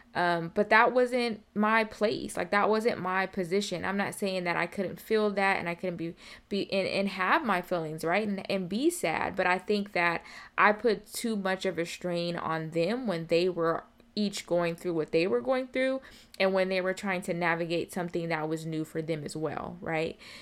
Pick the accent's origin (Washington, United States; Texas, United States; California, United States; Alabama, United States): Washington, United States; Seattle; moved away as an adult; also born or lived in Atlanta, Georgia; I'm born and raised in Seattle, Washington